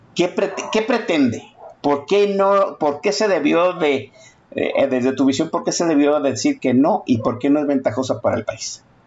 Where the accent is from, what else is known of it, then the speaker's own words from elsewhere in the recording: Guadalajara, Jalisco, Mexico; como tapatío